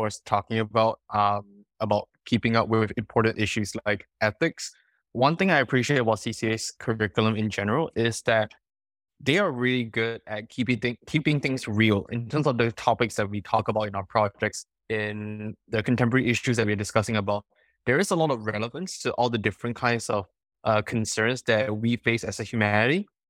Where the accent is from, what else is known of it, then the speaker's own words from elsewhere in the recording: Singapore; now in California, United States; I come from Singapore.